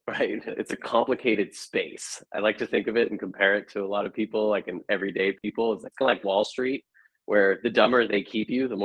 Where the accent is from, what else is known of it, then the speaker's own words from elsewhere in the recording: San Francisco, California, United States; moved away as an adult; now in Austin, United States; I grew up in San Francisco proper, so I lived through the dot-com boom